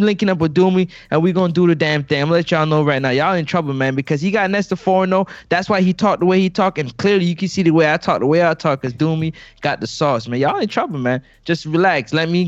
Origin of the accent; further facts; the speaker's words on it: Canada; I'm the Canadian.